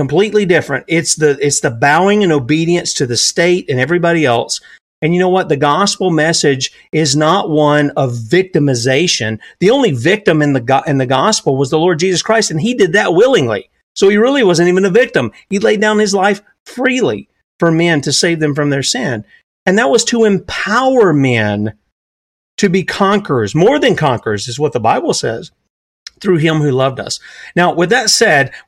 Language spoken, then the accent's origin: English; South Carolina, United States; I'm the redneck from South Carolina